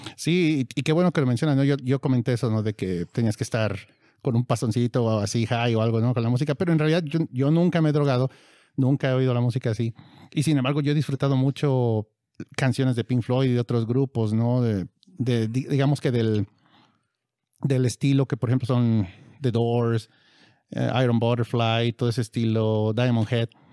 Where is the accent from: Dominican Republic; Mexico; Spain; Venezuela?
Mexico; nosotros somos de México